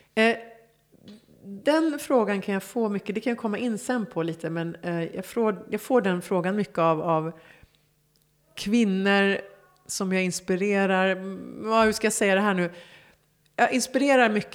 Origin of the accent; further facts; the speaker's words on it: Stockholm, Stockholm County, Sweden; moved away as an adult; also born or lived in Hollywood, Los Angeles; Gamla Enskede för mig är liksom... Det är idyllen. Det, det är liksom på landet men mitt i stan. Mm. Och där jag växte upp liksom, med alla minnen.